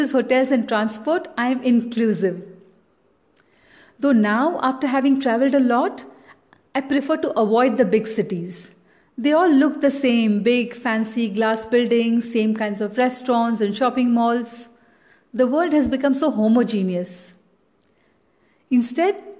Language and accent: English; Chennai, Tamil Nadu, India; I grew up in Chennai and never even owned a sweater